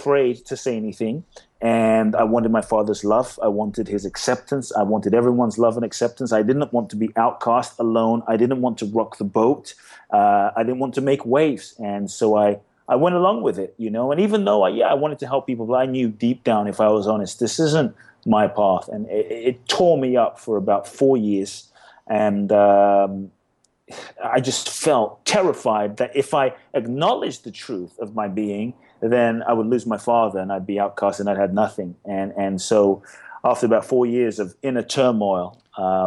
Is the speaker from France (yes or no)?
no; London, United Kingdom; moved away as an adult; also born or lived in Ghana; now in Los Angeles, United States; I was born in Ghana, West Africa. My father's from Ghana. My mother's Japanese. I grew up in London. I live in LA now.